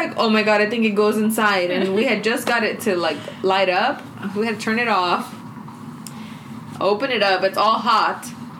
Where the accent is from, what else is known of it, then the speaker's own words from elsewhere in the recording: Texas, United States; we're from Texas.